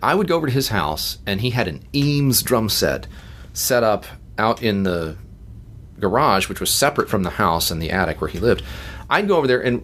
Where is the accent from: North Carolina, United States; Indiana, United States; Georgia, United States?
Georgia, United States; Atlanta; also born or lived in Uniontown, Pennsylvania; they're all from here and Henderson, Kentucky, so Southerners. We came down here and have been down here pretty much ever since